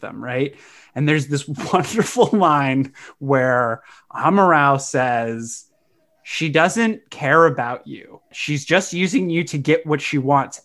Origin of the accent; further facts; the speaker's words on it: United States; being an American